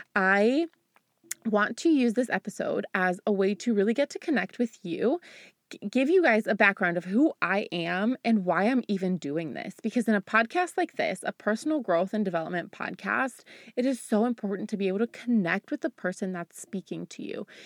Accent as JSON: {"language": "English", "country": "United States", "tie": "born or raised there", "also_born_or_lived": "Bulgaria", "said": "I grew up in America"}